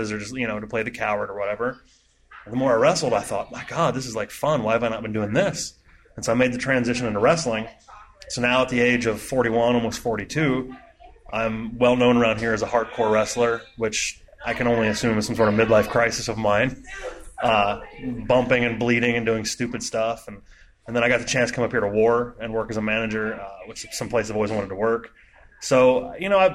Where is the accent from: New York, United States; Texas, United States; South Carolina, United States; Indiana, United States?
Indiana, United States; moved away as an adult; now in Ohio, United States; I'm from Indiana. And I moved to Ohio in 99